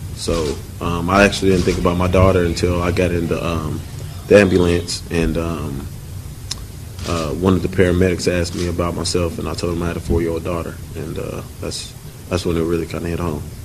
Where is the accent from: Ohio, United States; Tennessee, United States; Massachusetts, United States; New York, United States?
Tennessee, United States; Nashville; I'm from Nashville, uh, my whole life, born and raised here. Went to high school, college, here